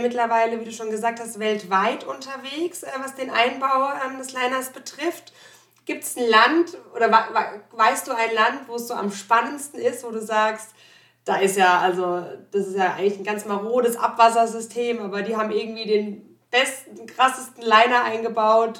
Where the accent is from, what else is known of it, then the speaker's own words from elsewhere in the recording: Germany; moved away; also born or lived in Landau; ich komme aus dem Odenwald gebürtig